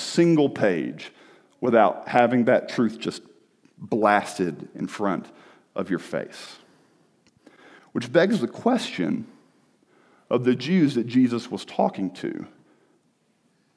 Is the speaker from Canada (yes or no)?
no; the South, United States; I'm from the South where everybody sounds nice